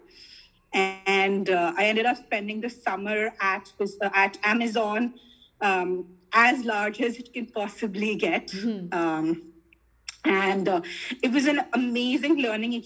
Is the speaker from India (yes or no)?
yes; Delhi, India; I grew up in South Delhi.